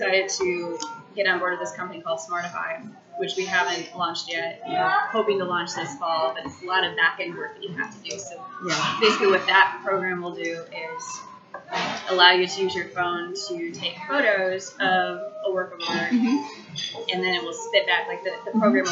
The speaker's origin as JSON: {"language": "English", "region": "Michigan", "country": "United States", "moved": "as an adult", "lives_now": "Charlotte, United States", "said": "originally I'm from Michigan. Moved in 2008"}